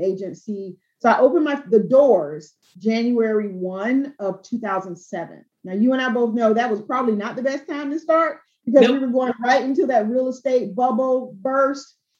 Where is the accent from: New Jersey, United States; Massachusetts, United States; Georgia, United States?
Georgia, United States; Albany; I'm from South Georgia, I'm from Albany, Georgia